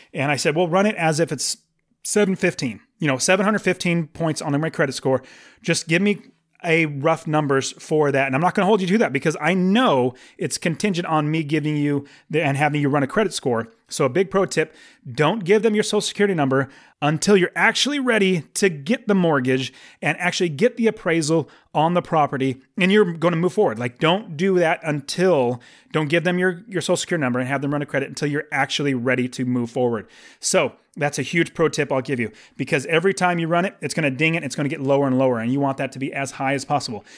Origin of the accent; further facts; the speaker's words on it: United States; I'm an American